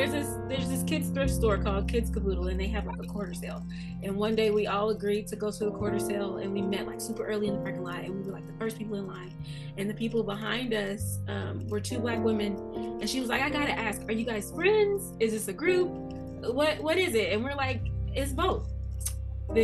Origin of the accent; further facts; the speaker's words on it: Arkansas, United States; moved away as an adult; I'm not from here. I am from Arkansas. I was about to say born and raised, but that ain't true. Raised for sure, though.